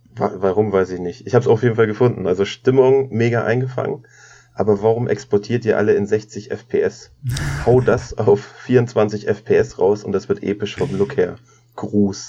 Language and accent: German; Braunschweig, Lower Saxony, Germany; ich komme aus Braunschweig